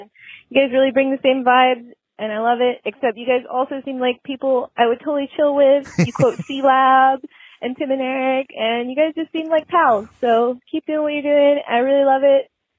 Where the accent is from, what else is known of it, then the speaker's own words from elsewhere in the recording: North Hollywood, California, United States; Hi, guys. … I'm from North Hollywood, California.